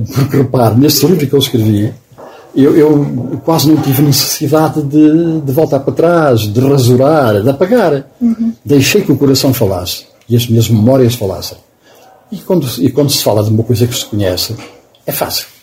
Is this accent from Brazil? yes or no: no; Oliveira do Hospital, Centro, Portugal; moved away; a casa onde eu nasci, que agora, que agora é um pequeno palacete, na altura era um monte de ruínas, onde eu fui criado